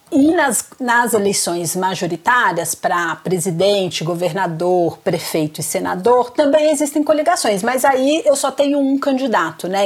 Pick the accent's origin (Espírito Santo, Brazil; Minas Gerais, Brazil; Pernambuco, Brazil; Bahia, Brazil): Espírito Santo, Brazil; Vitória; moved away as an adult; now in São Paulo, Brazil; E eu sou capixaba, eu sou de Vitória